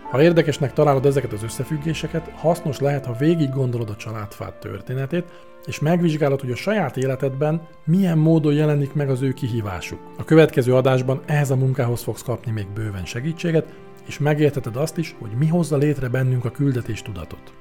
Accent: Hungary

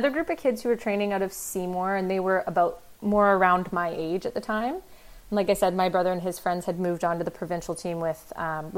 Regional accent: Delta, British Columbia, Canada; also born or lived in Ontario; A little suburb of Vancouver called Delta, which is a nice little place

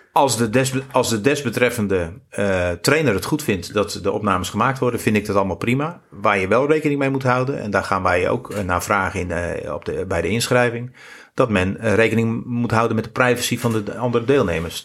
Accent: near Rotterdam, South Holland, Netherlands; now in Goes, Netherlands; ik ben geboren onder de rook van Rotterdam.

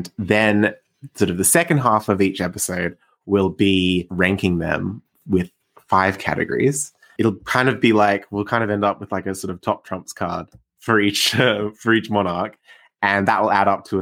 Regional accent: Australia; I'm a French history enthusiast, despite being Australian

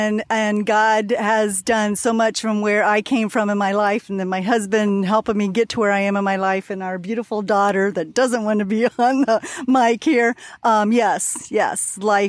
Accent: Butler, Indiana, United States; I'm from Butler, Indiana, Northeast Indiana.

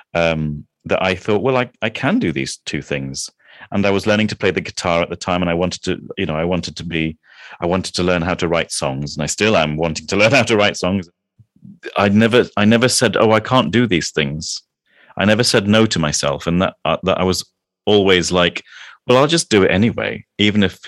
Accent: Kuala Lumpur, Malaysia; now in England; I grew up in Malaysia, in Kuala Lumpur, in Malaysia.

